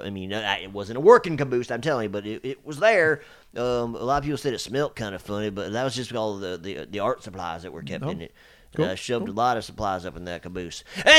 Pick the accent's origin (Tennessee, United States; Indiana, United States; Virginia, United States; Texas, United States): Tennessee, United States; Chattanooga; originally, I came from Chattanooga, Tennessee.